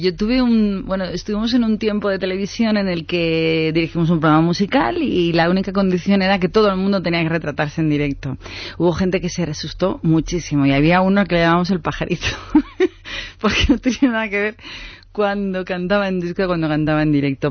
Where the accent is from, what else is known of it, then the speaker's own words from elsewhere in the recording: Spain; nosotros que somos todos españoles